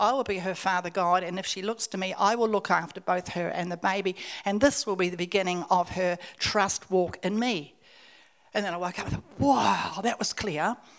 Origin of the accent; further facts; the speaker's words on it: Australia; And so then I'm from Australia